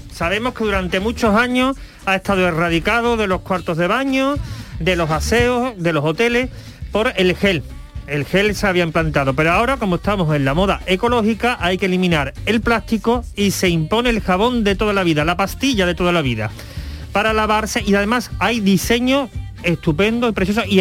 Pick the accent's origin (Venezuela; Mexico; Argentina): Argentina; No, yo me crié